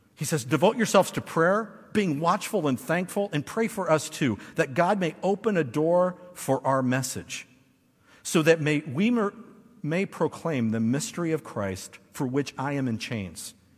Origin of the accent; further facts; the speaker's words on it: United States; as an American